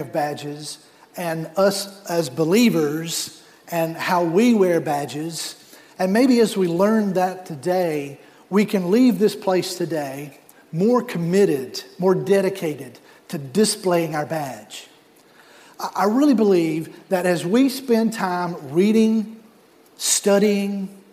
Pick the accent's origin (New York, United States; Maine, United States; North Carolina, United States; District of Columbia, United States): North Carolina, United States; moved away as an adult; now in South Florida, United States; I grew up in North Carolina